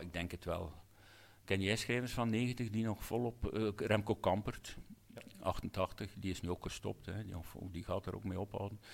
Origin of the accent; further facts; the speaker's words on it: Hamme, Flanders, Belgium; een zaalvoetbalclub in, in Hammen, mijn geboortedorp